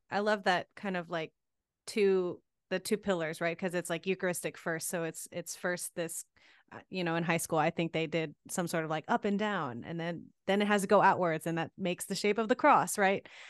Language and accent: English; Gulf Coast, United States; accent: Southern; we're both from the Gulf Coast